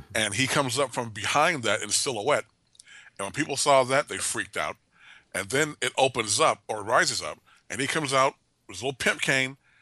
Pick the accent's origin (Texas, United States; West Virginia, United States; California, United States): California, United States; Oakland; moved away as an adult; I grew up in Oakland first twenty-two years of my life